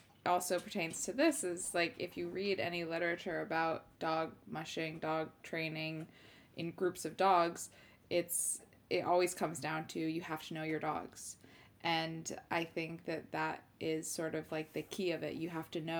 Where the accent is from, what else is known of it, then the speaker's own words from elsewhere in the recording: Connecticut, United States; moved away as an adult; now in Sweden; I grew up in Connecticut